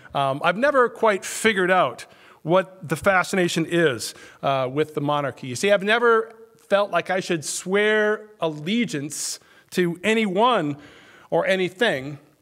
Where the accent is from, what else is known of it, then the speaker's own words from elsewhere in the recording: Minnesota, United States; now in Wisconsin, United States; I grew up in Minnesota